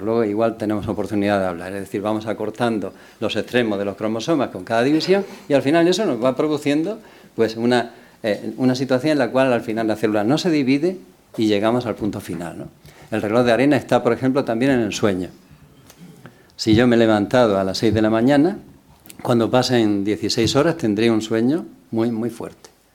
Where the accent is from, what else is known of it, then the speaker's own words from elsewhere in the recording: Cartagena, Region of Murcia, Spain; yo venía de Cartagena